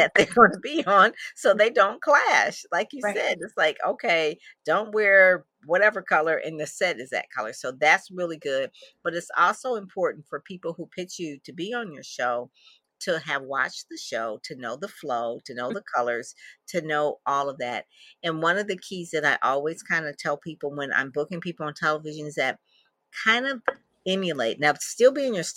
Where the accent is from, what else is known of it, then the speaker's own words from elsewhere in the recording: Detroit, Michigan, United States; I'm from Detroit. So we don't have that. It's like just regular Detroit